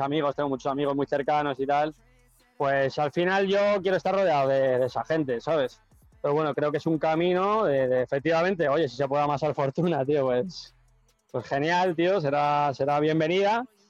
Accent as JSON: {"language": "Spanish", "country": "Spain", "moved": "as an adult", "lives_now": "United States", "said": "yo soy muy español, tío. Yo soy más español que la tortilla de patata"}